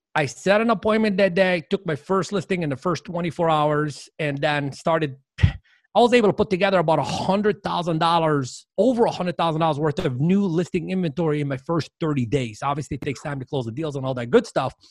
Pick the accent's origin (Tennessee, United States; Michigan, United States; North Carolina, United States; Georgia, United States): Michigan, United States; Dearborn; moved away; I grew up in Dearborn, Michigan, which is a suburb of Detroit